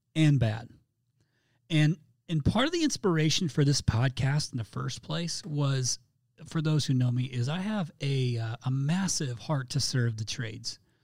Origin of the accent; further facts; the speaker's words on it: Indiana, United States; my home state of Indiana. I'm a Hoosier